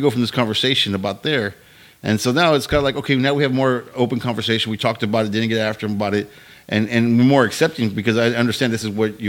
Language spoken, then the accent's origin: English; Victoria, Texas, United States; Yeah, I grew up in Victoria. So it was like you couldn't do shit in Victoria